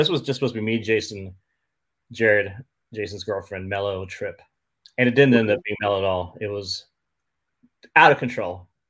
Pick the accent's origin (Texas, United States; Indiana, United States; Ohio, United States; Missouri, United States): Texas, United States; Austin; We grew up skating together in Austin, Texas, and spent a lot of years blading all over the South.